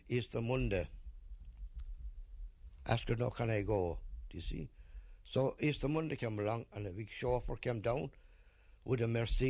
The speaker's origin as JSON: {"language": "English", "country": "Ireland", "also_born_or_lived": "England", "said": "I'm an Irishman."}